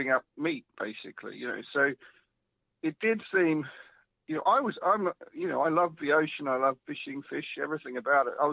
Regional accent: Melbourne, Victoria, Australia; now in United Kingdom; you probably can't tell because I've been in the UK over 20 years, but I am an Australian. Stop it. so I'm from Melbourne.

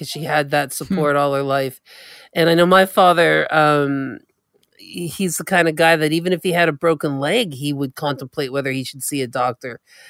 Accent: Canada; from the Mi'kmaq Nation.

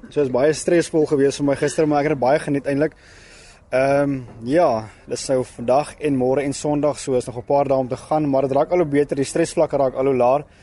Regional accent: Lesotho; Ek kom uit Lesotho.

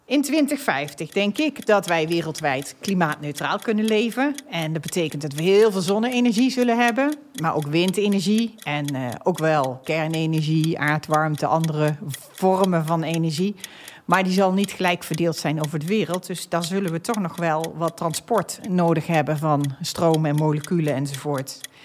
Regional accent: North Brabant, Netherlands; now in The Hague, Netherlands; Ik ben een echte Brabantse. Ik heb over de hele wereld gewoond en gewerkt, maar ben nu neergestreken in Den Haag.

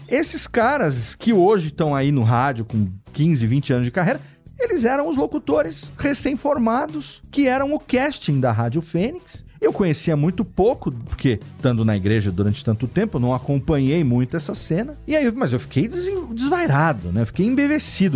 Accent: Serra Negra, São Paulo, Brazil; moved away as an adult; also born or lived in São Bernardo do Campo / Japan; Eu sou de Serra Negra, uma cidade pequena no interior de São Paulo, que tem 25 mil habitantes

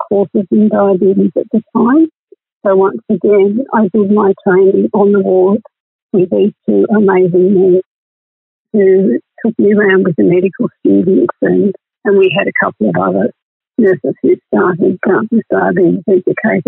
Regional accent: Inverell, New South Wales, Australia; I grew up in Inverell, which is in northern New South Wales

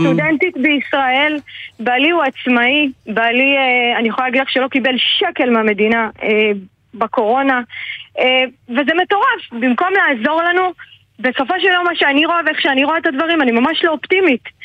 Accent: Israel; also born or lived in Ramla; אנחנו בסך הכל אנשים צעירים, זוגות צעירים כאן, ששירתו בצבא, שנולדנו כאן

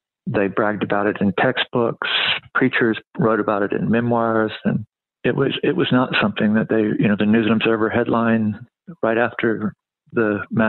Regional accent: Eastern North Carolina, United States; when I was a child growing up in Eastern North Carolina

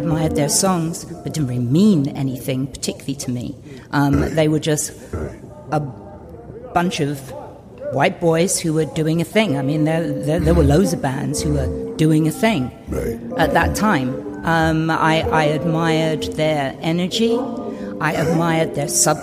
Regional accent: Romford, London, United Kingdom; moved away as an adult; also born or lived in Coventry; I was originally from Romford and sort of, you know, got myself to Coventry and things like that to study

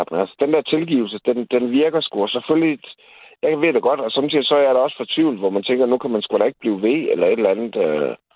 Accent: Jutland, Denmark; men jeg er fucking jyde, det er jeg stolt af.

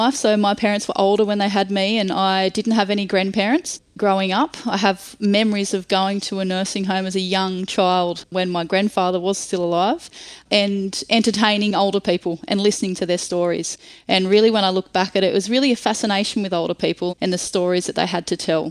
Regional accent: Nowra, New South Wales, Australia; I was born in Nowra, New South Wales, and spent a lot of time, as most country kids do, playing a lot of sport and enjoying the countryside.

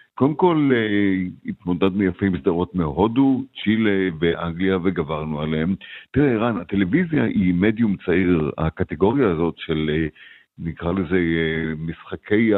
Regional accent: Israel; now in United States; אני כישראלי בארצות הברית

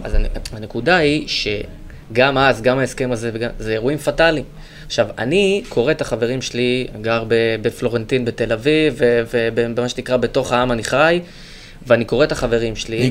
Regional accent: Gush Katif, Gaza Strip, Palestine; moved away; גדלתי בגוש קטיף

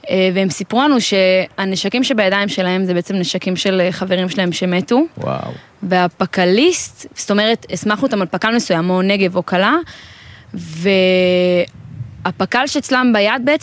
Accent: Sha'arei Tikva, Judea and Samaria, Israel; now in Pardes Hanna, Israel; אני מפרדס חנה, במקור משערי תקווה.

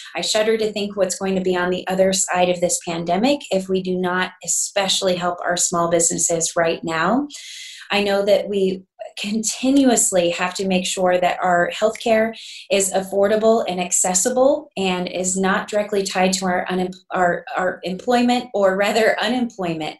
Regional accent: Garden City, Kansas, United States; I'm born and raised in Garden City, Southwest Kansas proud

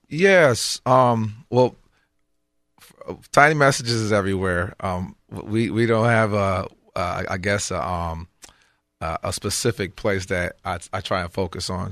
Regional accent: Michigan, United States; I grew up in Michigan.

